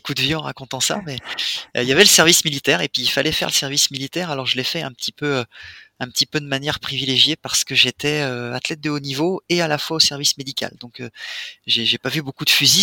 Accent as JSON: {"language": "French", "town": "Reims", "region": "Grand Est", "country": "France", "moved": "yes", "lives_now": "Switzerland", "said": "Je suis champenois moi, je, viens de Reims."}